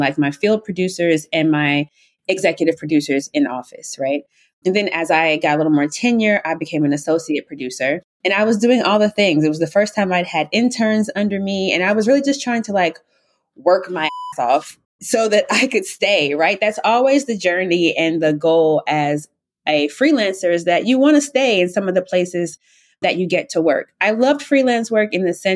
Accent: South Carolina, United States; moved away as an adult; also born or lived in Syracuse; now in New York, United States; Originally, I'm from South Carolina.

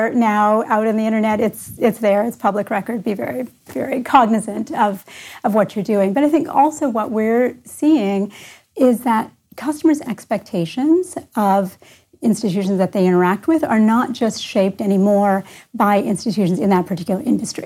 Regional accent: Canada; moved away as an adult; also born or lived in California; now in Columbus, United States; I grew up in Canada

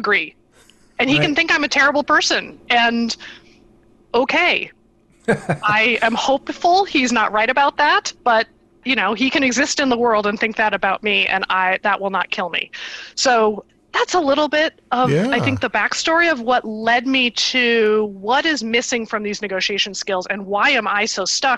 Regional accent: Iowa and Nebraska, Midwest, United States; moved away as an adult; also born or lived in California; I grew up in the Midwest, in Iowa and Nebraska

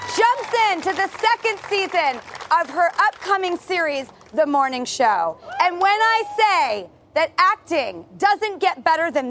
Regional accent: Los Angeles, California, United States; We are here in my hometown of Hollywood

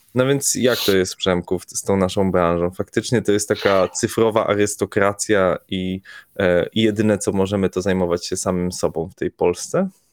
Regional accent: Poland; jesteśmy grupą chłopaków z Polski

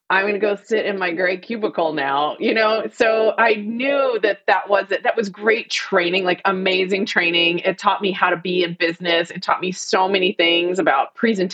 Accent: Fort Worth, Texas, United States; I grew up in Fort Worth, Texas

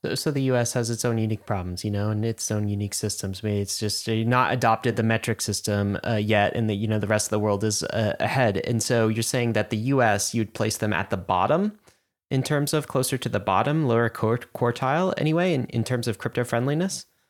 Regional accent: United States; because I'm an American

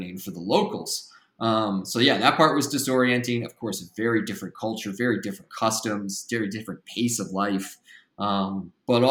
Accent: Midwest, United States; moved away as an adult; also born or lived in Australia / China; I grew up in the Midwest

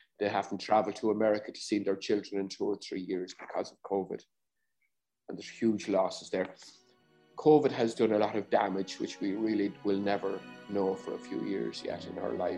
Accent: Ireland; Growing up, I know I wasn't as confident as I am now

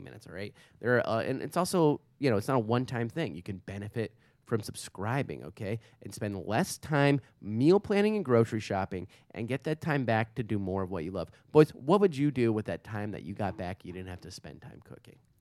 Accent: New York, United States; I go New York

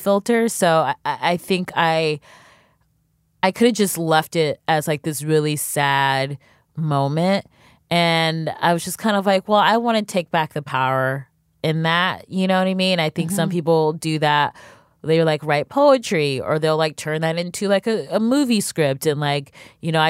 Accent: Cleveland, Ohio, United States; now in New York, United States; I'm from Cleveland, Ohio

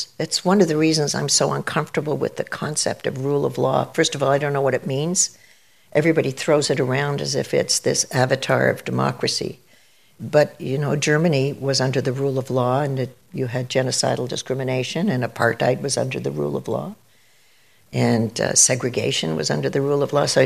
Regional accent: Toronto, Ontario, Canada; growing up in Canada, growing up in Toronto at St. Clair and Winona

